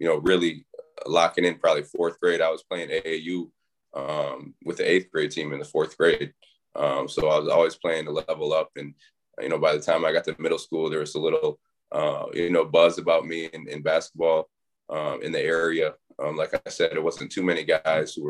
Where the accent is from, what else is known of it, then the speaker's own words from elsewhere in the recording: Bay City, Michigan, United States; now in Syracuse, United States; I'm from a little city in Michigan, Bay City, Michigan. So it's the Tri-Cities, Bay City, Saginaw, Flint, Midland. So grew up there